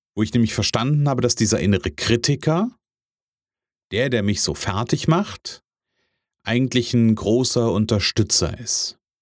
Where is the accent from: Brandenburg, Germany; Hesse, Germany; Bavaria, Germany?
Hesse, Germany; Kassel; ich bin ja aus der Kasseler Region